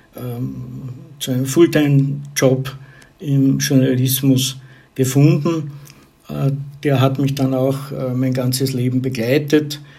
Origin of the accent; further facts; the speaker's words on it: southern Burgenland, Austria; moved away as an adult; also born or lived in Graz, Styria / Vienna; Geboren bin ich in Graz, in der Steiermark, aber aufgewachsen und äh, die Schulzeit verbracht habe ich in einer Kleinstadt im südlichen Burgenland